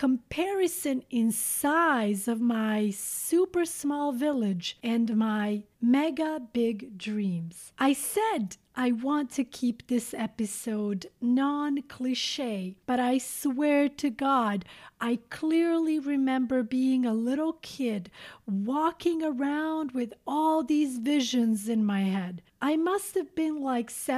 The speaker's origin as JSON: {"language": "English", "town": "Šipčanik", "country": "Montenegro", "tie": "born or raised there", "moved": "yes", "said": "Many of you, dear listeners, know that I was born in Montenegro. To be specific, I was born in a small village called Šipčanik."}